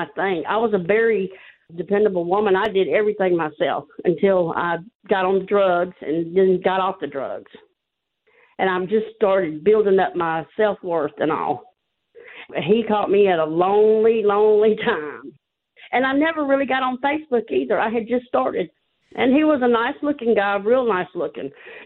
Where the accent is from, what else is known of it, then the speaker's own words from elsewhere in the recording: Georgia, United States; I'm from Georgia